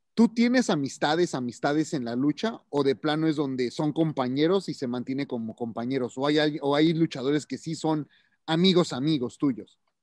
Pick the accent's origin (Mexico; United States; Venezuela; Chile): Mexico; como mexicano